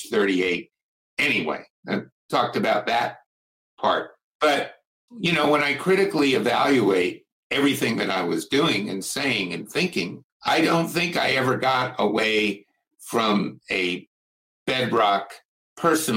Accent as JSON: {"language": "English", "country": "United States", "said": "I'm from Washington"}